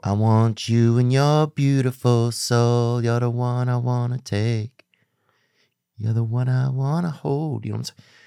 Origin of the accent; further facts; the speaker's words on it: the South, United States; I'm not even really a Southern guy, but I'm from the South